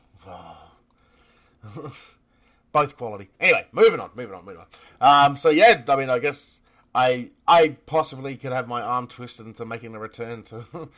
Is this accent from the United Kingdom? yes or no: no; Australia; me being an Australian